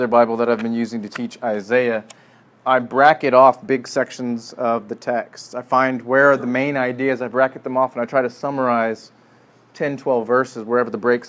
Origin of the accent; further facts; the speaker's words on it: Midwest, United States; growing up in the Midwest